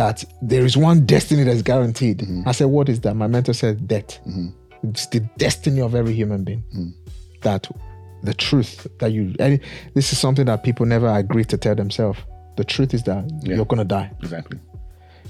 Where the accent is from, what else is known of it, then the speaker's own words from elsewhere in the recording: Nigeria; I'm from Africa, born, bred in Nigeria